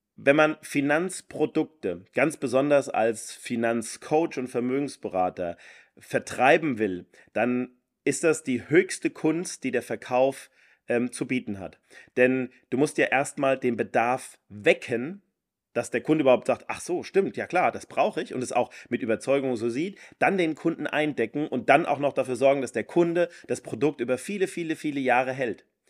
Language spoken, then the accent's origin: German; Rhine-Main area, Germany; wo ich herkomme, im, im Rhein-Main-Gebiet